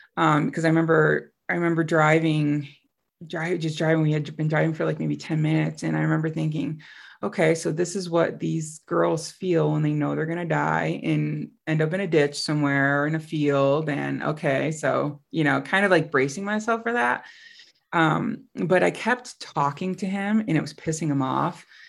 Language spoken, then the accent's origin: English; upstate New York, United States; moved away as an adult; also born or lived in Costa Rica; it's my hometown, um, you know, small city in upstate New York.